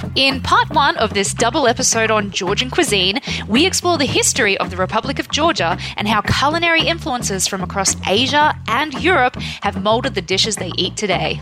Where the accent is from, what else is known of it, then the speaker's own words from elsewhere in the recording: Australia; I grew up in Australia